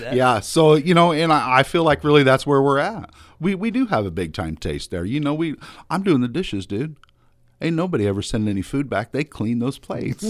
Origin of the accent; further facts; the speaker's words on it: Smithshire, Illinois, United States; also born or lived in Quincy / Quad Cities; I, am just a small town boy, uh, born and raised in Smithshire